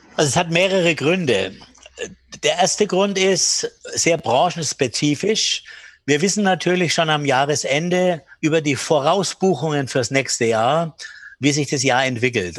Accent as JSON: {"language": "German", "town": "Bamberg", "region": "Bavaria", "country": "Germany", "tie": "born or raised there", "said": "meinen Kinderspielplatz in Bamberg, wo ich aufgewachsen bin"}